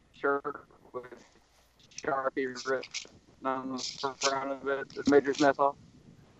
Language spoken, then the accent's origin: English; Halifax, Nova Scotia, Canada; now in Edmonton, Canada; I've lived here for like 14 years, but I'm from Halifax.